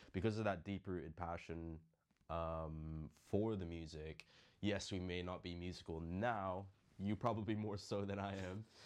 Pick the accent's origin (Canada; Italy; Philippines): Philippines; moved away; growing up in the Philippines